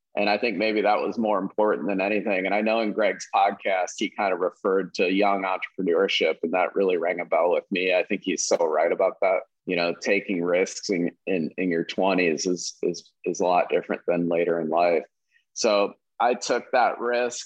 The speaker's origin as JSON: {"language": "English", "town": "Valparaiso", "region": "Indiana", "country": "United States", "tie": "born or raised there", "said": "I grew up in Valparaiso, Indiana"}